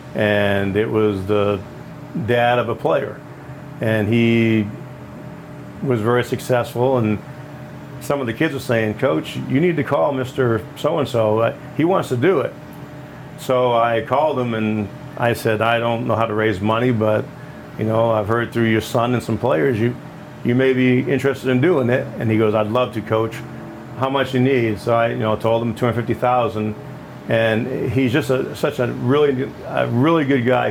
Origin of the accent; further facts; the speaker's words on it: Maine, United States; moved away as an adult; now in Illinois, United States; I grew up in Maine